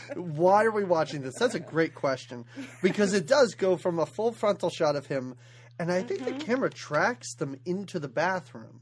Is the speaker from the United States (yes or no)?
yes; United States; accent: American; We're American